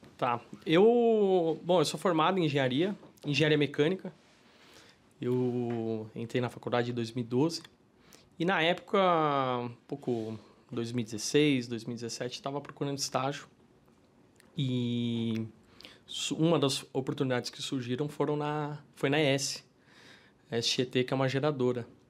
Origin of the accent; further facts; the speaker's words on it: São Paulo, Brazil; Eu sou paulistano, né? Nascido e criado em São Paulo